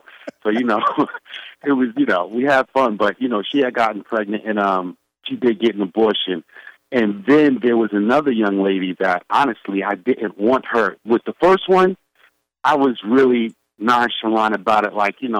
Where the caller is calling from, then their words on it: New York City, New York, United States; from the Subcon family. I'm calling from the Planet Brooklyn.